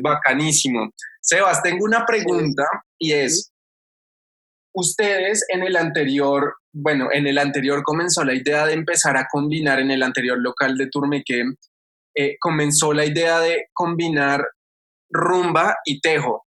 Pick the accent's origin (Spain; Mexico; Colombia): Colombia